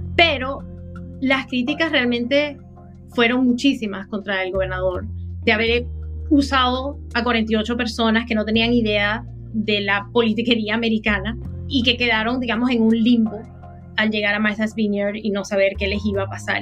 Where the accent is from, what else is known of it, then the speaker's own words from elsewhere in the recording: Venezuela; now in United States; cuando yo crecí en Venezuela, Venezuela era un país que recibía inmigrantes de otros países